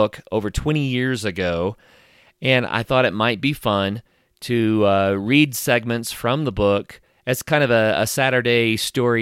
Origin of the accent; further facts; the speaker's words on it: northeastern Oklahoma, United States; my hometown in Oklahoma, where I grew up